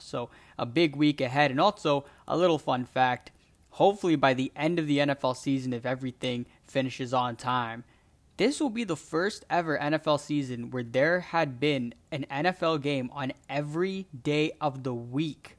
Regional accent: Toronto, Ontario, Canada; I'm from Toronto, in Canada

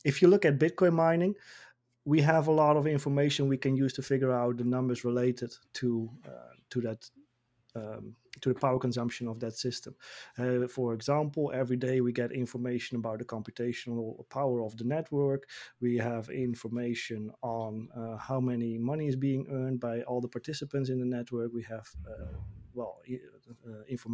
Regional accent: Netherlands; my home country, the Netherlands

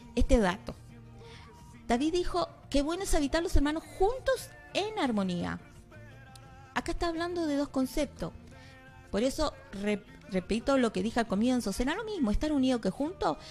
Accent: Comodoro Rivadavia, Chubut, Argentina; la mayoría que estamos aquí parece que somos de, de Comodoro

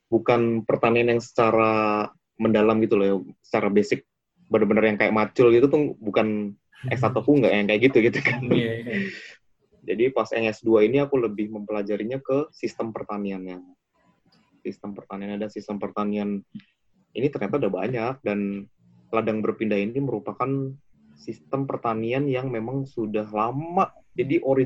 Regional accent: Java, Indonesia; born there; Kan karena saya iya. lahir di Jawa, jadi saya nggak pernah lihat.

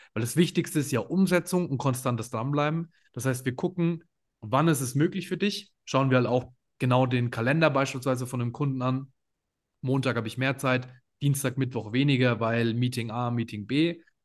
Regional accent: Würzburg, Bavaria, Germany; ich komme aus Würzburg

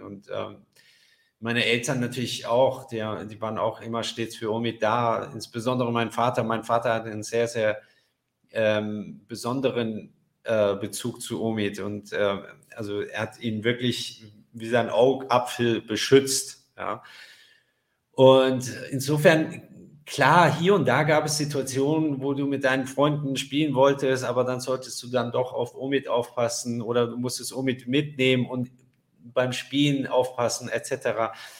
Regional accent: Frankfurt, Hesse, Germany; moved away; also born or lived in Paris; ich bin ja in Frankfurt aufgewachsen

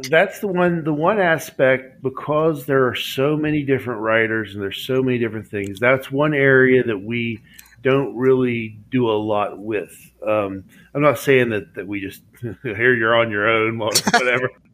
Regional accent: West Virginia, United States; I'm from West Virginia

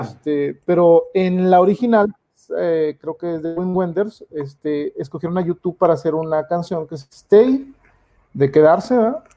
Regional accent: Mexico; yo siendo mexicano

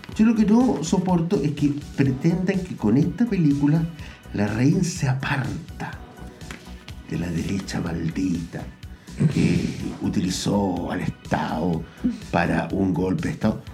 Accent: Chile; yo como chileno

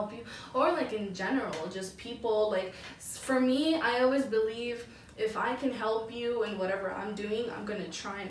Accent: Guatemala; now in United States; Like coming from like a different country as definitely. Well. Like we're from Guatemala, from mm-hmm. Guatemala.

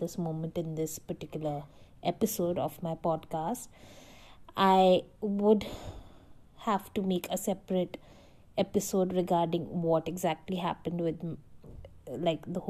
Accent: Delhi, India; as a woman from Delhi, I lived all my life in Delhi

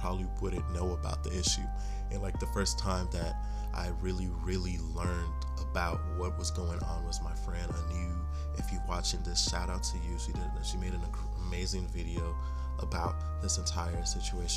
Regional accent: United States; being a Nigerian, but not, like, I've been in America my whole life.

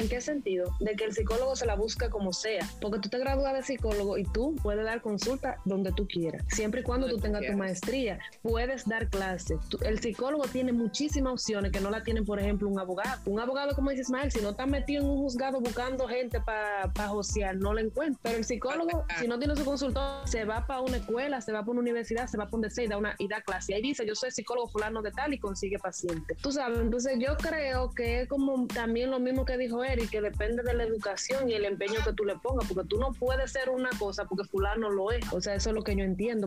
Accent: Dominican Republic; en mi país

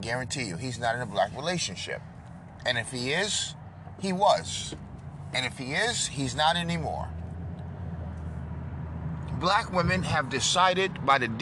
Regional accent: New York, United States; I'm from New York, home of the Italians

